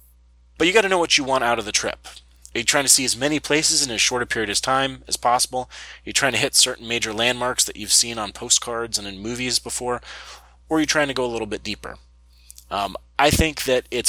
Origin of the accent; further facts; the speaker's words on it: United States; I'm from the United States.